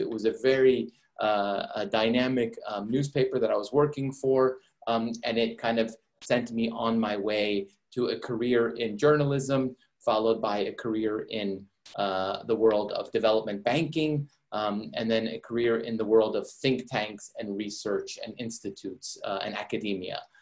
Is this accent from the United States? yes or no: yes; Maryland, United States; also born or lived in Iran; growing up in the United States